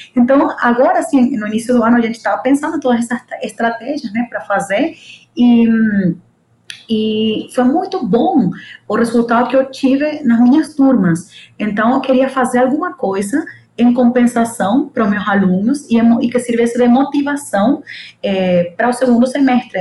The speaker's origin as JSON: {"language": "Portuguese", "town": "El Tigre", "region": "Anzoátegui", "country": "Venezuela", "also_born_or_lived": "São Paulo, Brazil / United States", "first_language": "Spanish", "second_language": "Portuguese", "moved": "as an adult", "lives_now": "Mato Grosso, Brazil", "said": "venho da Venezuela, minha língua é espanhol"}